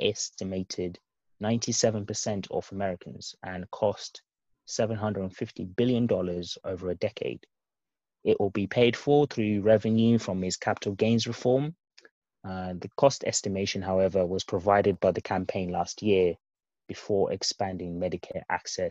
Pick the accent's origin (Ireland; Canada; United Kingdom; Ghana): United Kingdom; As a Brit and, you know, as Europeans as well